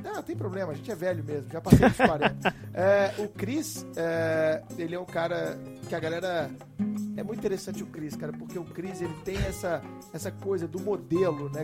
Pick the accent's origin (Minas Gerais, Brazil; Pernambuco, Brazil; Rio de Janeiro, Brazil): Minas Gerais, Brazil; Belo Horizonte; sou de BH